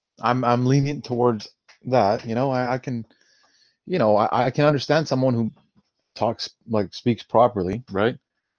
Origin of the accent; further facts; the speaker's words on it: Canada; Oh, yes, we're Canadian.